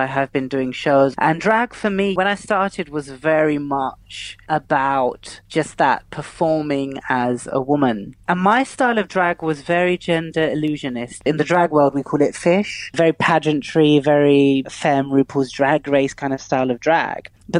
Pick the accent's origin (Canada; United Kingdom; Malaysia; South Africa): United Kingdom; London; I'm Muslim. I'm British. I'm of Pakistani heritage. And I'm a Londoner.